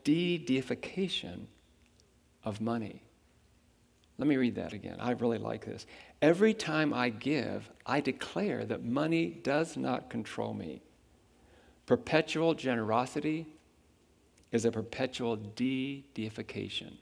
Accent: Huntington, West Virginia, United States; I was born in Huntington, West Virginia, in the United States of America.

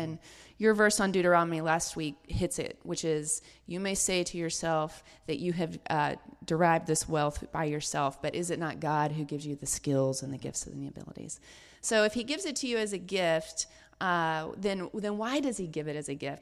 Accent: Deep South, United States; I, I grew up in the Deep South.

